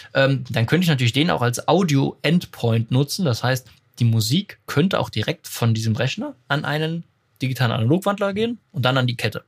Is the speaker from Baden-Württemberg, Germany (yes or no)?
no; Enkirch, Rhineland-Palatinate, Germany; meinem Heimatort Enkirch